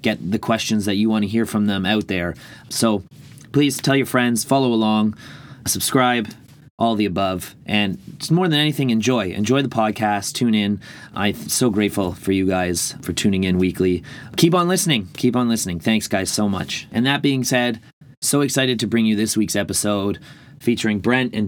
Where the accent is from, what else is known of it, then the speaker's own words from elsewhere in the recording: Ireland; being Irish